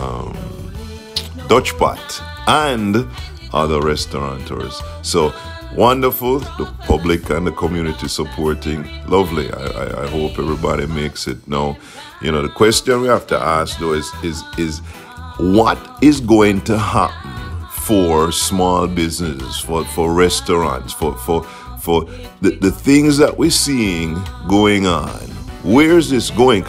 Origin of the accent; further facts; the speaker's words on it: Jamaica; now in South Florida, United States; I grew up in Jamaica, and Jamaica is an island.